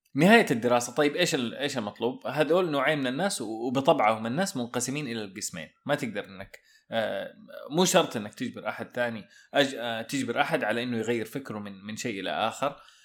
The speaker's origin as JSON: {"language": "Arabic", "country": "Saudi Arabia", "said": "إحنا عندنا في السعودية"}